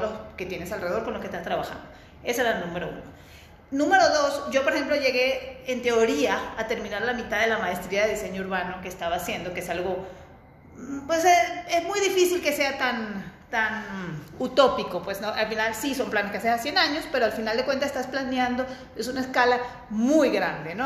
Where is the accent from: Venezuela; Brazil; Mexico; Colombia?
Venezuela; moved away as an adult; also born or lived in Barcelona; Yo soy venezolana. Estudié en la Universidad Central de Venezuela